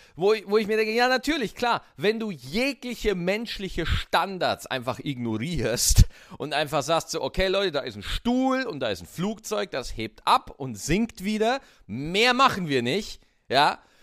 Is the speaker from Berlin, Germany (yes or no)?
yes; Berlin, Germany; als Berliner, Berlin ist so eine geile Stadt